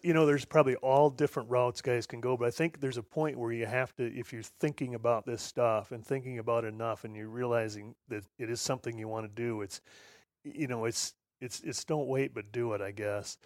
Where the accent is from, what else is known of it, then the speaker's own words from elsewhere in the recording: Midwest, United States; I grew up here in the Midwest on a, on a little farm